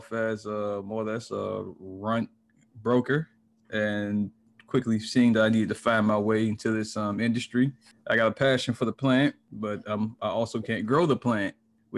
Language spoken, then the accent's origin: English; Miami, Florida, United States; now in Orlando, United States; I'm in Orlando, Florida currently. I'm from Miami, though.